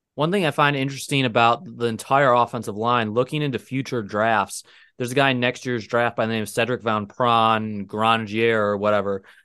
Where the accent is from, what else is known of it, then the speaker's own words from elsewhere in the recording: Adrian, Michigan, United States; we were both born and raised in Adrian, Michigan